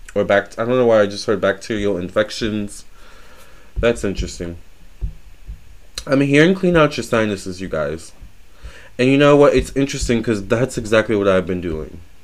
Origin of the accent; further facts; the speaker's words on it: Virginia, United States; I do consider myself a Southern belle. I am from Virginia